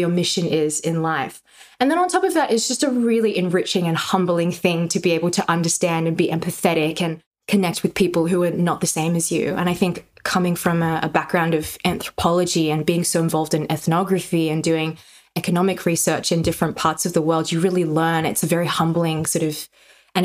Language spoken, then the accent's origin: English; Australia; I'm Chinese Australian. My parents moved from China to Australia in their 20s, and I'm a second generation Chinese Australian.